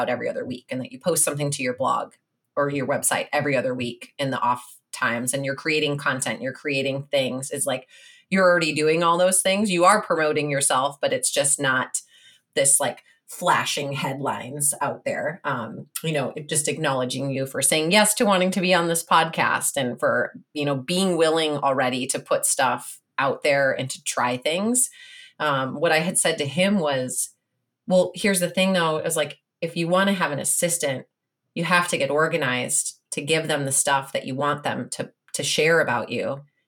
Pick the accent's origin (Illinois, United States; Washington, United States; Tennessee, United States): Illinois, United States; Where did you live in Chicago? Because I'm from the suburbs.